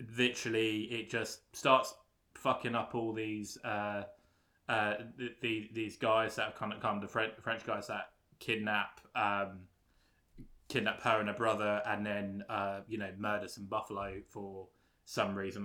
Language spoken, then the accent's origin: English; London, United Kingdom; I'm from London